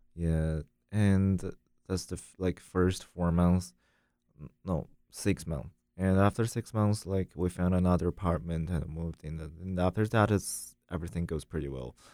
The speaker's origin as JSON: {"language": "English", "country": "China", "also_born_or_lived": "France", "second_language": "English", "moved": "as an adult", "lives_now": "United States", "said": "when I was in China"}